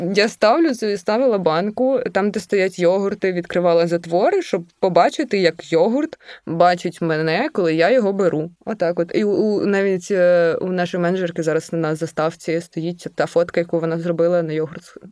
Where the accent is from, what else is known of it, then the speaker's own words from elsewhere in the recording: Obukhiv, Kyiv Oblast, Ukraine; я з Обухова